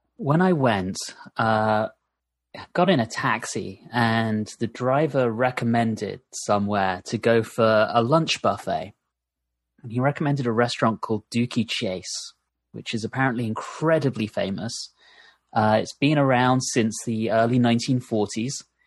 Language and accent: English; United Kingdom; now in United States